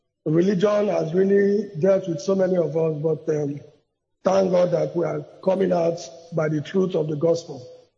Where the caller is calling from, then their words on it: Port Harcourt, Rivers State, Nigeria; I'm calling from Port Harcourt.